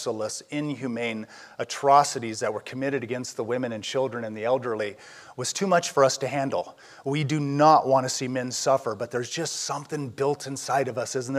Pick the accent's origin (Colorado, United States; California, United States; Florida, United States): California, United States; Southern; I'm from Southern California